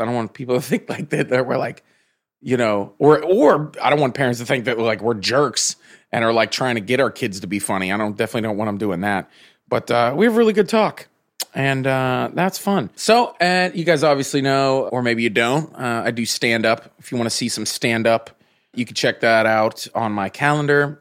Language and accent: English; Pittsburgh, Pennsylvania, United States; I'm from Pittsburgh